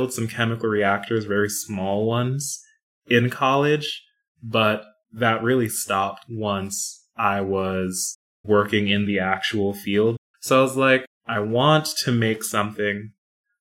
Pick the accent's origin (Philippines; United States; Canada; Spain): United States; New York; now in North Carolina, United States; I'm originally from New York